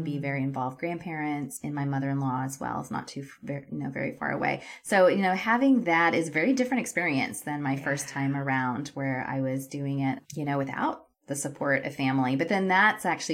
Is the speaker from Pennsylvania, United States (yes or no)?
no; Texas, United States; moved away as an adult; also born or lived in California / Europe / Canada; I grew up in Texas